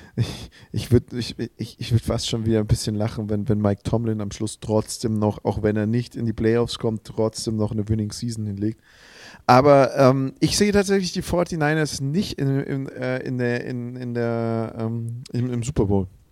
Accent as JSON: {"language": "German", "area": "Swabia", "region": "Baden-Württemberg", "country": "Germany", "accent": "Swabian", "said": "keinem gefällt unser Dialekt. Immer wenn es um Dialekte geht, heißt der schwäbische Dialekt ist der hässlichste"}